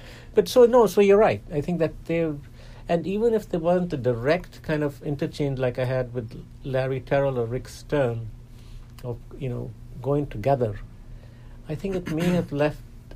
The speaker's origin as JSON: {"language": "English", "country": "India", "moved": "yes", "lives_now": "United States", "said": "I'm American and Indian"}